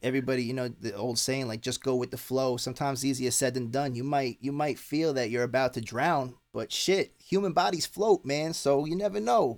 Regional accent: Long Island, New York, United States; moved away; I grew up on on Long Island

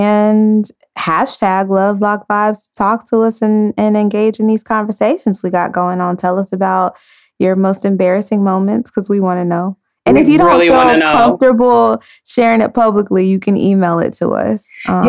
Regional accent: San Francisco, California, United States; also born or lived in Dallas / Maryland; now in Los Angeles, United States; I was born in San Francisco.

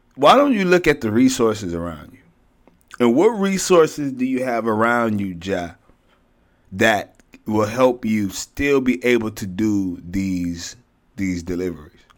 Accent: Houston, Texas, United States; I'm from Houston

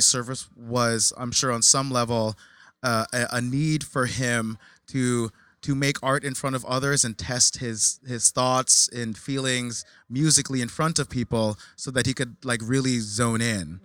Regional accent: New Jersey, United States; I grew up in Jersey.

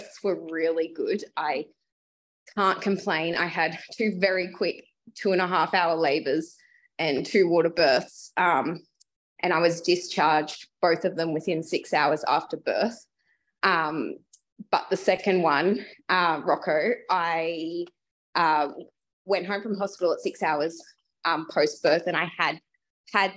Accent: Brisbane, Queensland, Australia; I am from Brisbane

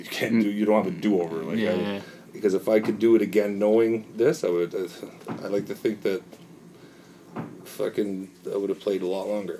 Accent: Markham, Ontario, Canada; when you play in Markham, it's my hometown

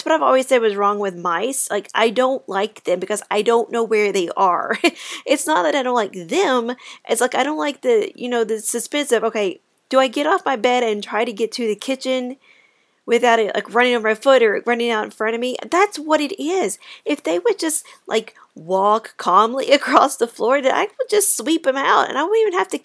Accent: Kentucky, United States; I am from Kentucky

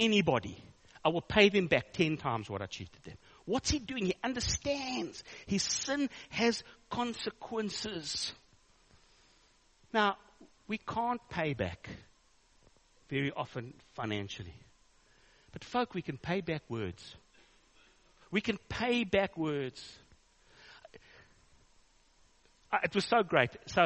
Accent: South Africa; I'm a South African

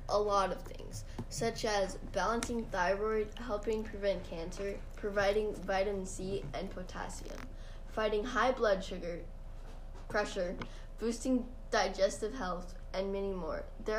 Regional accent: Sweden; now in Washington, United States; Oh, well, I'm originally from Sweden. That's where rutabaga grow primarily. And like I said earlier, I now live on a small farm in Washington.

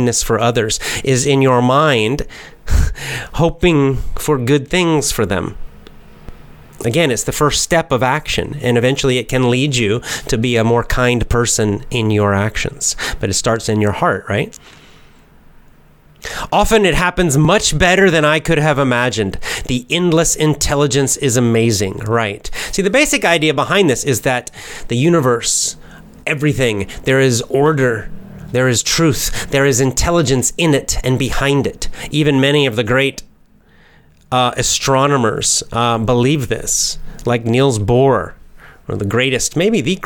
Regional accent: United States; accent: standard American; I have a normal American accent, standard American accent

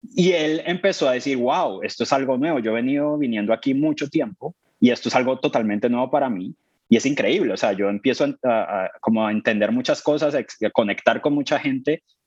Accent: Colombia; moved away as an adult; now in London, United Kingdom; soy colombiano, llevo ocho años en el Reino Unido

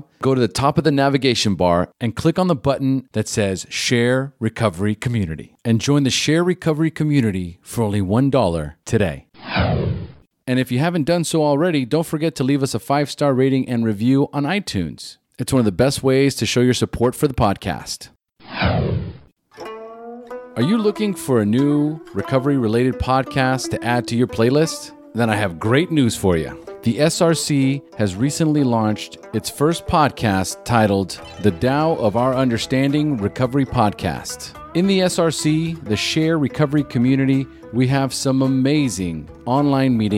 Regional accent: Pasadena, California, United States; moved away; I'm originally from Pasadena, so... L.A.

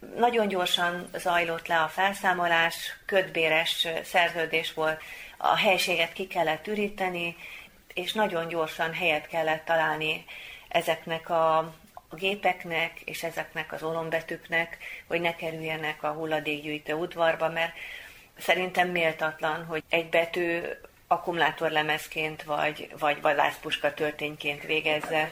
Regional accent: Veszprém, Veszprém County, Hungary; veszprémi származású vagyok

